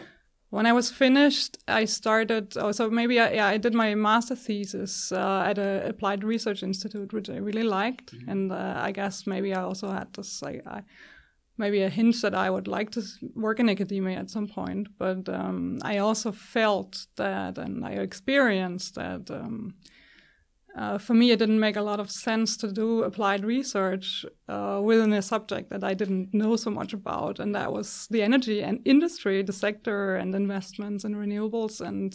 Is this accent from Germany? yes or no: yes; Germany; I grew up in Germany, and I got interested in energy, renewable energy, pretty early, already in high school, I guess.